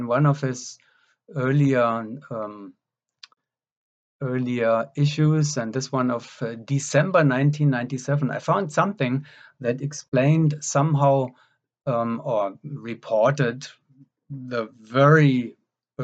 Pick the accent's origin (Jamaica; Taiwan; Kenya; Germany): Germany; moved away; also born or lived in West Berlin; I grew up in Germany